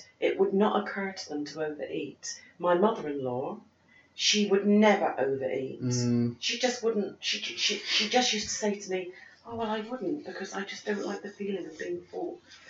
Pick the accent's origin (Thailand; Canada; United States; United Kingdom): United Kingdom; South of England; I grew up working class in the South.